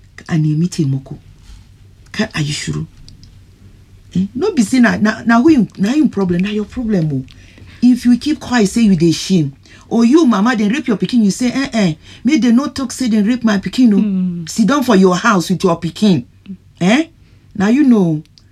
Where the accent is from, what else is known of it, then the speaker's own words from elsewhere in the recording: Ghana; But I'm a Ghanaian, when it's family thing, just go.